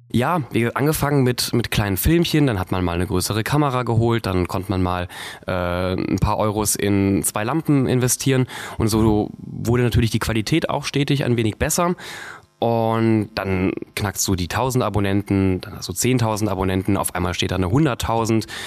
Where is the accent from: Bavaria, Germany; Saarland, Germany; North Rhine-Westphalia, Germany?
North Rhine-Westphalia, Germany; Viersen district; moved away as an adult; also born or lived in Duisburg / Cologne; now in Berlin, Germany; ich wurde in Duisburg geboren und bin im Rheinland aufgewachsen. Im Kreis Viersen